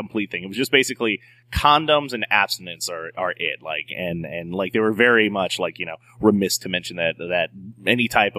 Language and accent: English; North Carolina, United States; moved away; growing up in North Carolina, which is the real South.